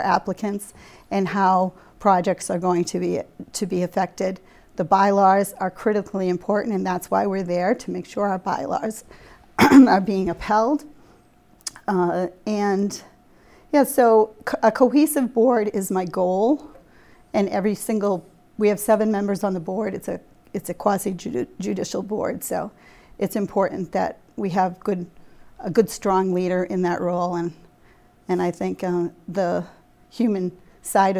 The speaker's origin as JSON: {"language": "English", "town": "Marshfield", "region": "Massachusetts", "country": "United States", "tie": "born or raised there", "said": "Well, I am from Marshfield. I was born here. My family is from Marshfield"}